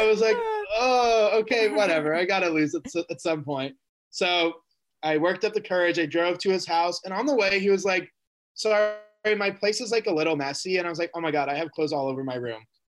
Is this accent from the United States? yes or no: yes; Kansas City, Missouri, United States; I grew up in Kansas City, Missouri